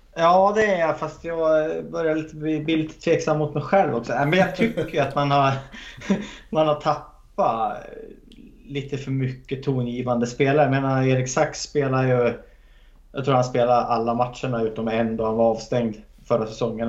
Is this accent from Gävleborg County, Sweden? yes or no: yes; Hälsingland, Gävleborg County, Sweden; moved away; jag är från Hälsingland från början